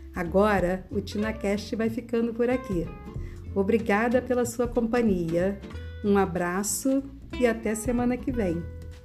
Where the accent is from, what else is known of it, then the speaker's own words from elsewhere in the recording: Rio de Janeiro, Brazil; Sou carioca da Gema, nascida e criada no Rio de Janeiro